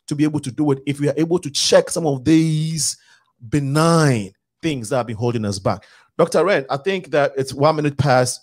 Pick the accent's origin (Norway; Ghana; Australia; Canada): Ghana; I'm Ghanaian, but I'm from Africa. But you know, I'm African, but I belong to the country Ghana.